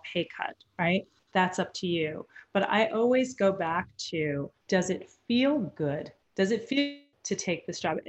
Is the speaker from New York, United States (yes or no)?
yes; New York, United States; I'm from New York originally as well